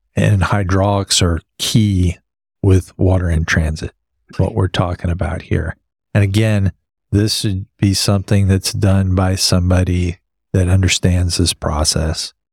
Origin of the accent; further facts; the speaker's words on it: West Texas, United States; I grew up in West Texas